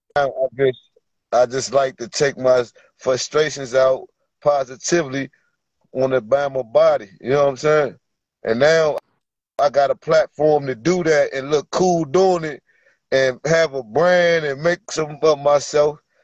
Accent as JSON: {"language": "English", "region": "Virginia", "country": "United States", "said": "I'm from Virginia"}